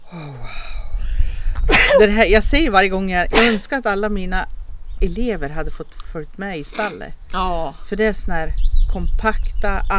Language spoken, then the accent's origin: Swedish; Portugal; det kanske är något speciellt när jag kommer från Portugal.